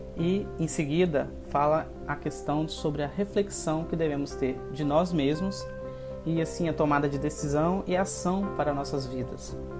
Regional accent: Espírito Santo, Brazil; eu sou daqui do Espírito Santo

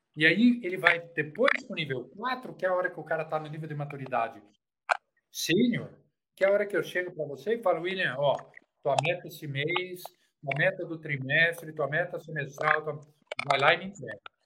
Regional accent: Brazil; Eu morei num quarto, cozinha e banheiro, num bairro simples chamado Campanário.

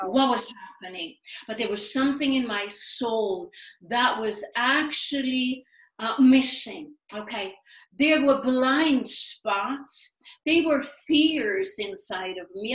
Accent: Sweden; moved away as an adult; also born or lived in New York City; now in United States; I was born and raised in Sweden

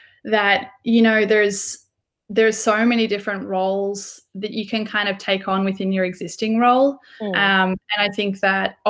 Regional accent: Mitta Mitta, Victoria, Australia; I'm from Australia, so grew up in little country town, Mittamitta

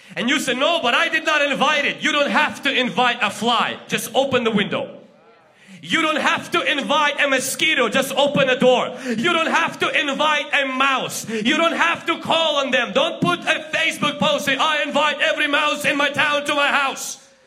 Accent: Ukraine; English is a second language; now in Washington, United States; I'm from Ukraine

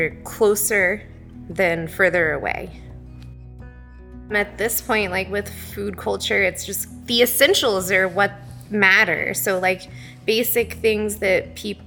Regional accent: Houston, Texas, United States; moved away as an adult; now in Siskiyou County, United States; I grew up in a big city. I grew up in Houston

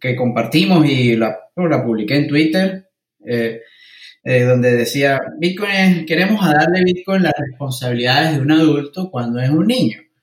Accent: Mérida, Venezuela; moved away as an adult; now in United Kingdom; siendo un venezolano que ha experimentado controles cambiarios, una moneda hiperinflacionaria, el bolívar

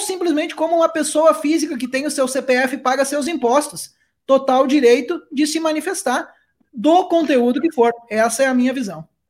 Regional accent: Brazil; now in Portugal; nós somos brasileiros

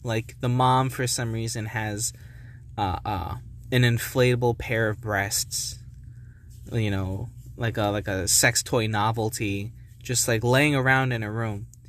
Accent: New Jersey, United States; I came from New Jersey.

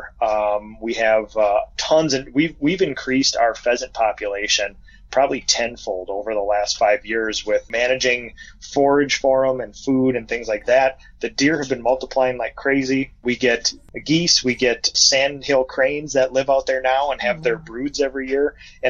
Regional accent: Minnesota, United States; We have a little hobby farm outside of my hometown, and it's basically a mini biome with a biome of Minnesota

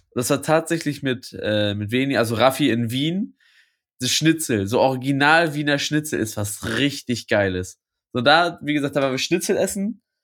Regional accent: Lübeck, Schleswig-Holstein, Germany; bei uns in Lübeck

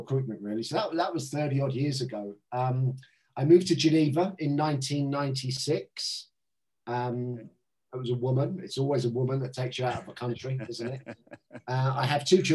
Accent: Southampton, South East England, United Kingdom; born or raised there; moved away as an adult; also born or lived in London

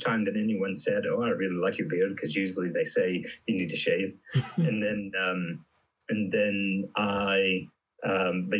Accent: Memphis, Tennessee, United States; moved away; I'm from Memphis, Tennessee.

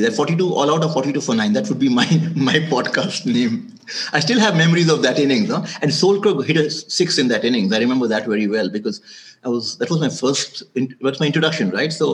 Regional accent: Orissa, Odisha, India; also born or lived in Delhi / Hyderabad / Mumbai / Europe; now in Bangalore, India; I was born in Orissa, grew up in Orissa. Then I moved to Delhi.

